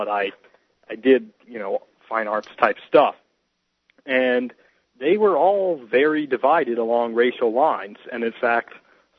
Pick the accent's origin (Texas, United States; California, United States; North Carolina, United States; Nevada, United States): Texas, United States; Dallas; I grew up in Dallas